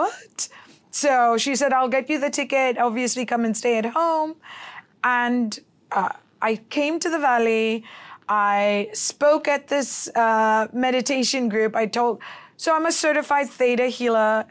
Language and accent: English; Hong Kong; moved away; also born or lived in Philippines / Los Angeles / New York / San Francisco; I was born in the Philippines, raised in Hong Kong, and lived in L A, New York, San Francisco, and Dubai, and I've been in the valley for seven years